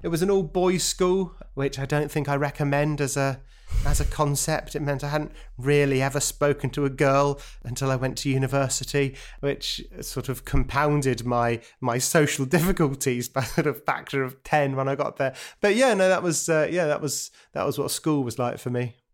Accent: London, United Kingdom; born or raised there; also born or lived in Brighton

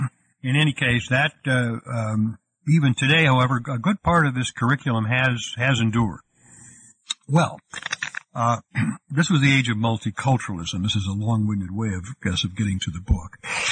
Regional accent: Cleveland, Ohio, United States; I'm from Cleveland, Ohio

